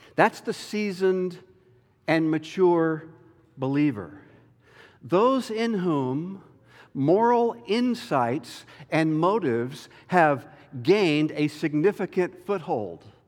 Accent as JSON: {"language": "English", "region": "North Carolina", "country": "United States", "tie": "born or raised there", "moved": "yes", "said": "my home state of North Carolina"}